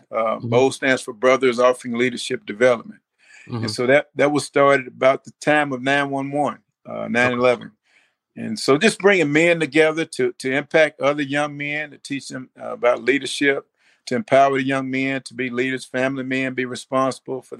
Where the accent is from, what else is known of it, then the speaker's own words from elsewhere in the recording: Greenville, Mississippi, United States; moved away as an adult; now in Memphis, United States; I am from Greenville, Mississippi. I was born there, came to Memphis, Tennessee after graduating from high school at the age of 18.